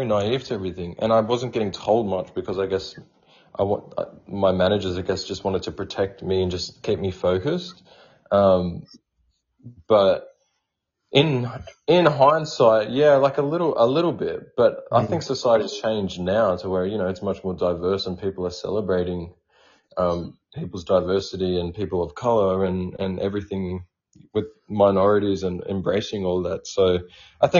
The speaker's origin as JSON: {"language": "English", "area": "Indigenous Australian", "region": "Victoria", "country": "Australia"}